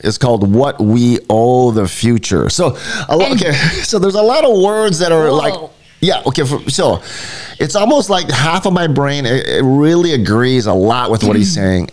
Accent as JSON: {"language": "English", "town": "Honolulu", "region": "Hawaii", "country": "United States", "tie": "born or raised there", "said": "growing up in Hawaii Kai"}